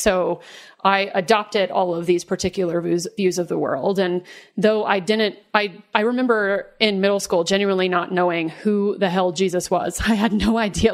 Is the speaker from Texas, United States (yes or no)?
yes; Dallas, Texas, United States; I grew up in the South, in Dallas, in Texas